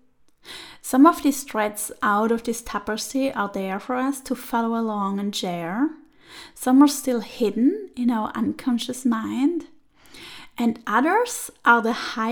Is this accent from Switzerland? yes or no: yes; Switzerland; moved away as an adult; also born or lived in Turin, Italy; I was born and grew up there